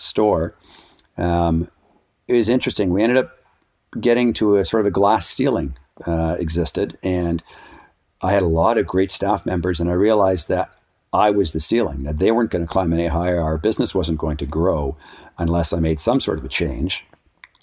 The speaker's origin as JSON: {"language": "English", "town": "Ottawa", "region": "Ontario", "country": "Canada", "tie": "born or raised there", "also_born_or_lived": "Switzerland", "moved": "yes", "lives_now": "Whistler, Canada", "said": "I was growing up, I was a raft guide in the summertime, ski patrol in the winter, and then I sold suits for a men's clothing store in Ottawa"}